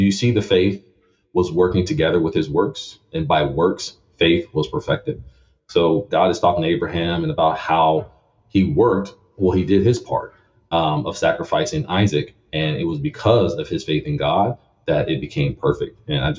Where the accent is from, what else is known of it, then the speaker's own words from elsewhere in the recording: Lafayette, Louisiana, United States; Lafayette, Louisiana. A home of crawfish, crocodiles, and boudin.